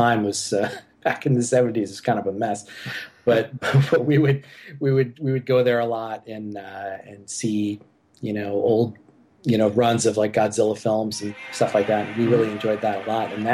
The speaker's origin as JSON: {"language": "English", "town": "New York City", "region": "New York", "country": "United States", "tie": "born or raised there", "said": "I grew up here in Staten Island, New York, where I've lived most of my life"}